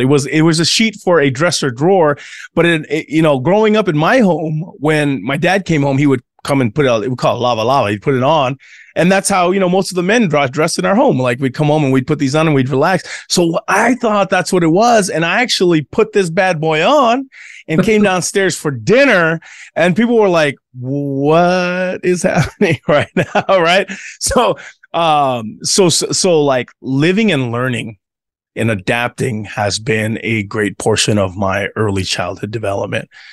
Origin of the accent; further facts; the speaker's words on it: United States; also born or lived in Tonga; growing up in the American church